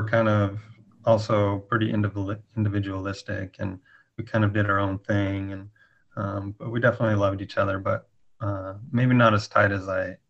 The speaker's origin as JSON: {"language": "English", "town": "Laramie", "region": "Wyoming", "country": "United States", "tie": "born or raised there", "also_born_or_lived": "Richmond, Indiana / Portland, Oregon", "moved": "as an adult", "said": "Richmond, Indiana. But when I was about 1 or 2 months old only, we moved to Laramie, Wyoming. And so I always consider myself a Wyoming boy. And that's where I grew up until I went away to college."}